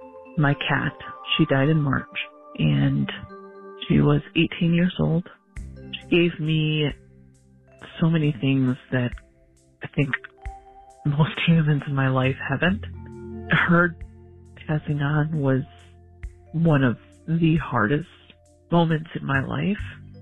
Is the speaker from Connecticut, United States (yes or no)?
no; Chicago, Illinois, United States; I am from the Edgewater neighborhood